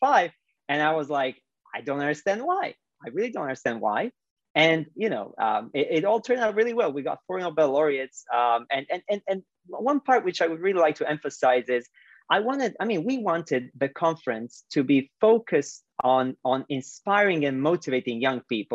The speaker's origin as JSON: {"language": "English", "town": "Split", "region": "Split-Dalmatia County", "country": "Croatia", "tie": "born or raised there", "moved": "yes", "said": "my hometown, Split, Croatia"}